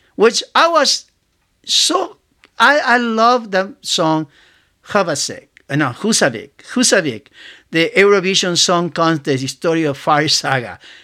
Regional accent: Argentina; moved away as an adult; I grew up in Argentina, uh, in South America, and I came here when I was nineteen

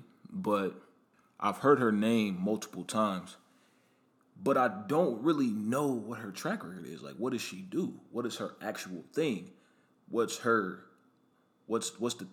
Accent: Omaha, Nebraska, United States; now in Atlanta, United States; I'm originally from Omaha, Nebraska.

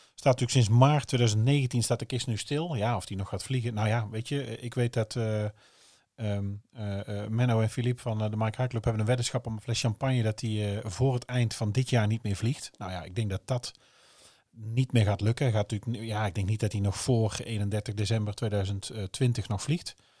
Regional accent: North Brabant, Netherlands; now in Oosterhout, Netherlands; wij natuurlijk eh, gewoon eh, van beneden de, beneden de rivieren zijn.

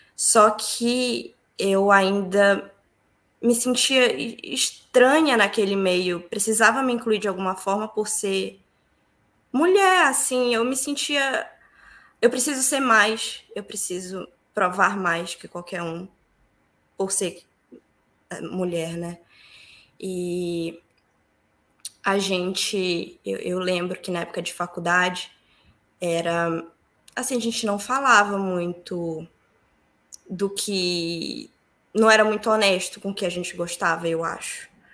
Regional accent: Santarém, Pará, Brazil; moved away as an adult; now in Ireland; eu sou de Santarém, sou paraense com muito orgulho

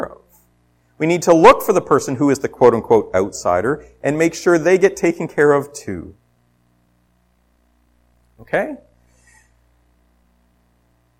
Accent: Ontario, Canada; moved away; I'm from away. I was born in Ontario

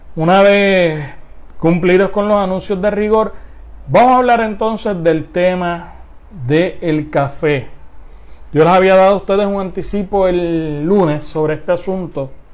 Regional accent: Puerto Rico

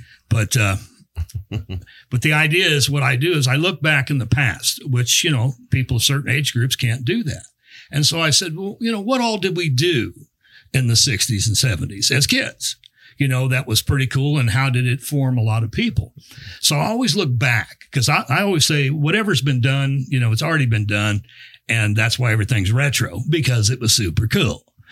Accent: San Diego, California, United States; moved away as an adult; now in Kansas, United States; When I first came to Kansas, I'm from San Diego

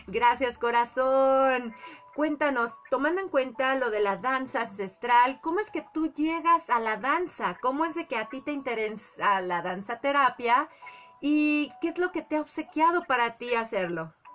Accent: Colima, Mexico; yo crecí en Colima, todos los familiares de mi papá y de mi mamá estaban en la Ciudad de México

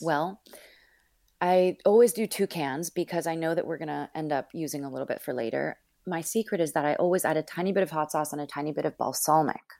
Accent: Northern California, United States; also born or lived in Los Angeles / Miami; now in Brooklyn, United States; I was born and raised in Northern California

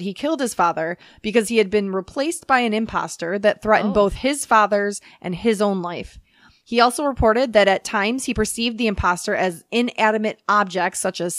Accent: United Kingdom; Because I'm British.

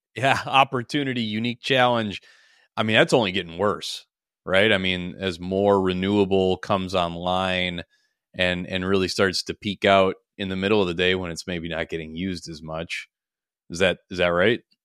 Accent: Minnesota, United States

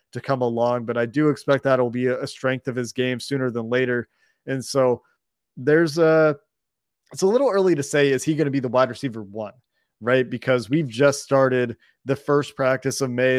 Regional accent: United States; also born or lived in West Coast of Canada; now in Canada; being an American who now lives on the West Coast of Canada

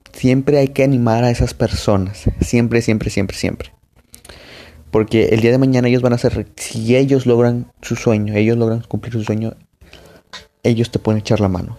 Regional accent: Monterrey, Nuevo León, Mexico; soy de Monterrey, acá de, de, México

